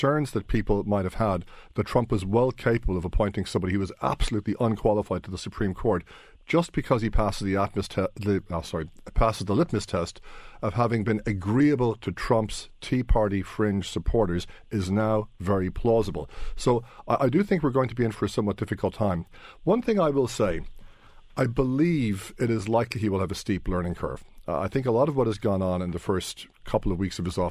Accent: New York, United States; moved away; we're all New Yorkers. I was born in Brooklyn. I lived in New York a good chunk of my life

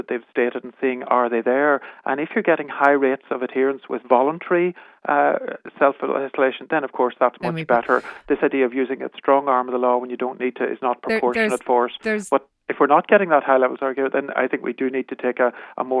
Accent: Ireland; as typical Irish people we

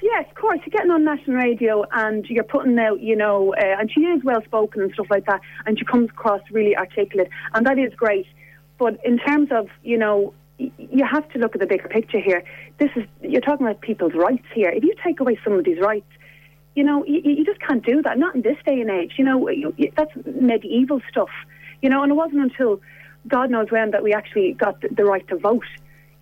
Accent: Ireland; as an Irish woman

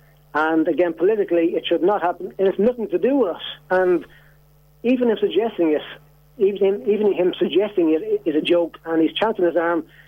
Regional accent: Ireland; as an Irishman

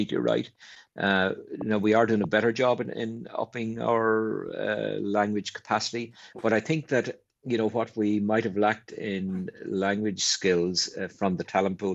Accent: Ireland; an Ireland that was an island and really didn't interact with much other than our closest neighbour in the UK

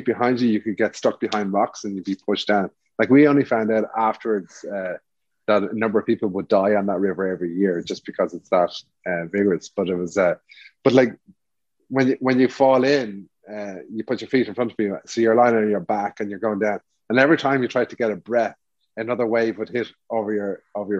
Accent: Ireland; we're Irish

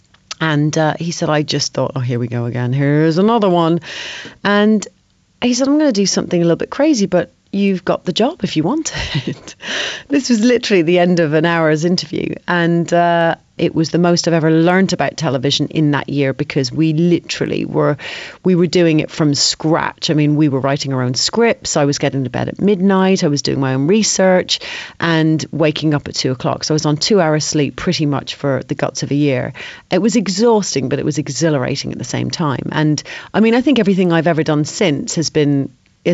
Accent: Ireland; I had the best childhood growing up in Ireland.

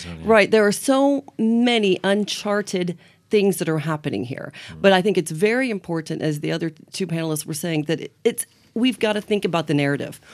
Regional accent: Farmland, Indiana, United States; moved away; I grew up in Mike Pence's Indiana

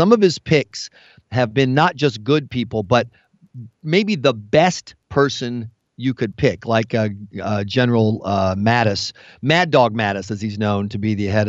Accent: South Carolina, United States; I'm from South Carolina

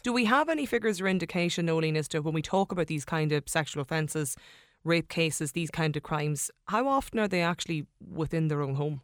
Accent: Donegal, Ulster, Ireland; I'm from Donegal

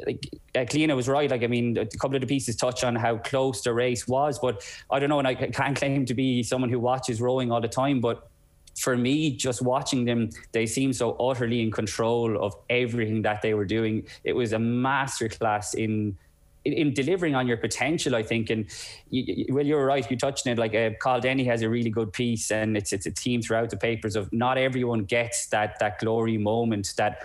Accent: Ireland; as Irish people

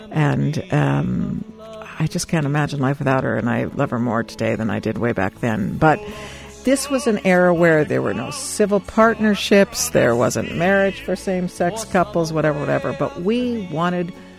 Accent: Seattle, Washington, United States; moved away as an adult; also born or lived in New York / Boston; now in Ireland; I came from Seattle via New York

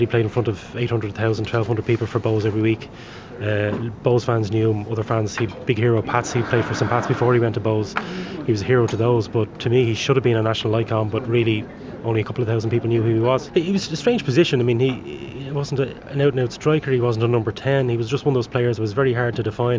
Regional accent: Dublin, Leinster, Ireland; I had two heroes as a kid growing up in Dublin

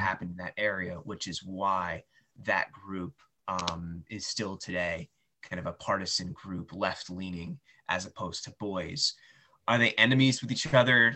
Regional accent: United States; I grew up in the United States

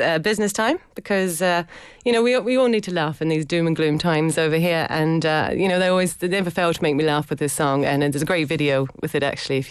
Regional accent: South Island, New Zealand; moved away as an adult; now in Ireland; I'm from the South Island.

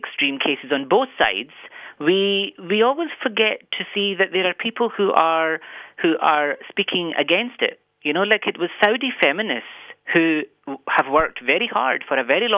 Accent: Scotland, United Kingdom; now in Ireland; where I'm from, Scotland, is changing. I am equally Pakistani in terms of where my parents came from, and I'm equally Scottish

